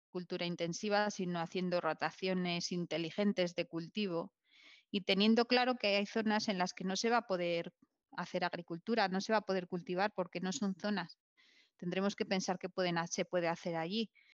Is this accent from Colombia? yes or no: no; Vitoria-Gasteiz, Basque Country, Spain; yo soy, yo, soy, de Victoria